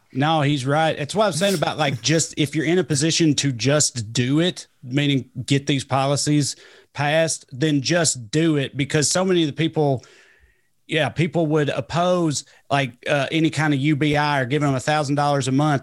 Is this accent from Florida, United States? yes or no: no; Celina, Tennessee, United States; Salina, Tennessee. We're actually, as the crow flies, we grew up about fifty or sixty miles apart